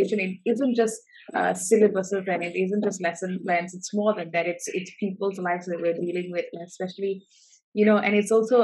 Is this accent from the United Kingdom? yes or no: no; Malaysia; I was born and bred in Malaysia